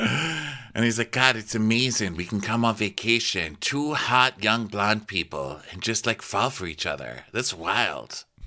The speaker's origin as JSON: {"language": "English", "region": "Texas", "country": "United States", "tie": "born or raised there", "said": "I grew up in Texas, you know, and, like, I grew up on a street where you go outside and you set off the fireworks"}